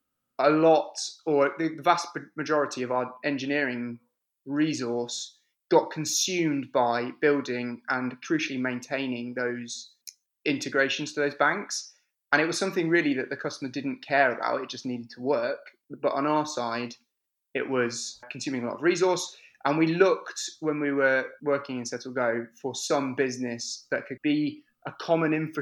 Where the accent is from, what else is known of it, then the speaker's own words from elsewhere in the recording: the Midlands, England, United Kingdom; I'm from the center of England, the Midlands, which means that people from the north of England think I'm southern, people from the south of England think I'm northern, and everyone else outside of England can't place where my accent is from